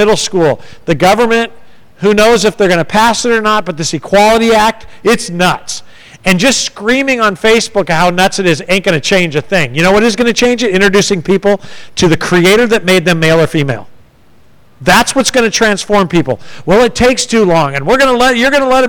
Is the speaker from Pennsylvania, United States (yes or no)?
no; San Diego, California, United States; also born or lived in Ohio; now in Texas, United States; I'm from San Diego, California